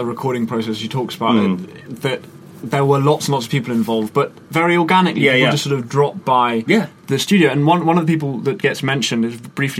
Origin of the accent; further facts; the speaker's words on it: Oxford, South East England, United Kingdom; growing up in Oxford